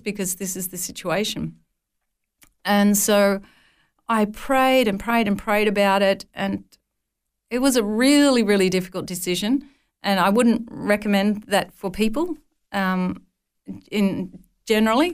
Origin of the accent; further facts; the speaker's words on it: northern New South Wales, Australia; as a young, uh, child, my father ran a dairy farm at a place called Nulla Nulla.